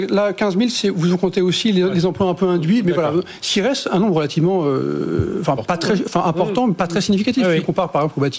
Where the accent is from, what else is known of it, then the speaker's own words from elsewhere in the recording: France; chez nous, en France